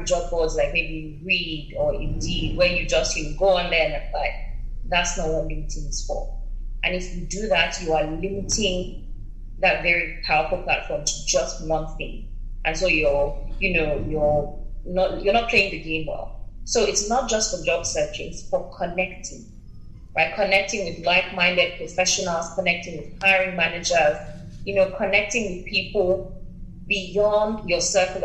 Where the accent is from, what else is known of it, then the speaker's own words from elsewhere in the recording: Nigeria; now in United Kingdom; Nigeria, my home country